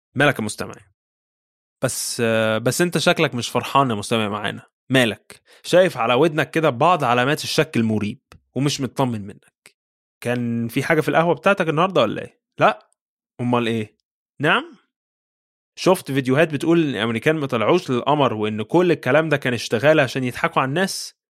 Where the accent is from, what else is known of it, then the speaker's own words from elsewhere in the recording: Egypt; accent: Egyptian; بلهجتنا المصرية